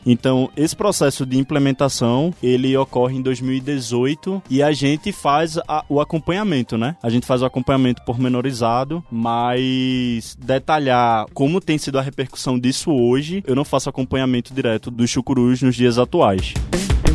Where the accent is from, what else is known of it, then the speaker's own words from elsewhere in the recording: Pernambuco, Brazil; Eu, como pernambucano, como nordestino